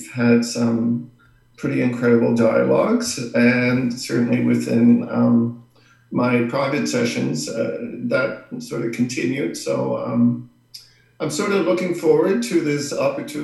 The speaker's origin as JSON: {"language": "English", "area": "Paqtnkek", "region": "Nova Scotia", "country": "Canada", "said": "I am from a small Mi'kmaq community here in Nova Scotia called Bakunke"}